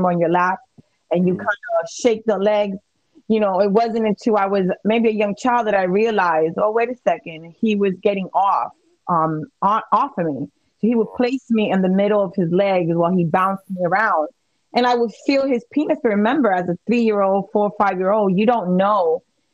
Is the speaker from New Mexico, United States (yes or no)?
no; New York City, New York, United States; this is in the Bronx, absolutely. I'm from Little Italy.